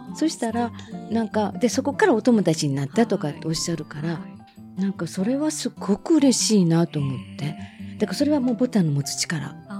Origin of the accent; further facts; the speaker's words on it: Minoh, Osaka, Japan; ちっちゃい時箕面っていうとこで生まれ育ってた